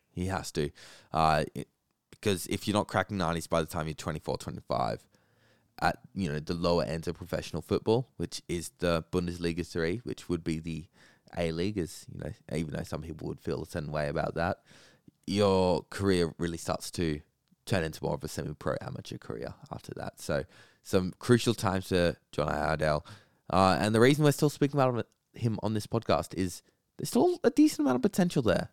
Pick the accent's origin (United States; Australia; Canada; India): Australia; as an Australian